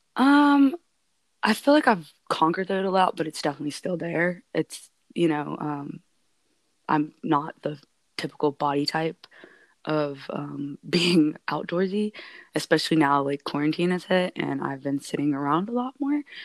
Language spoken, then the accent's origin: English; Alaska, United States; being born and raised in Alaska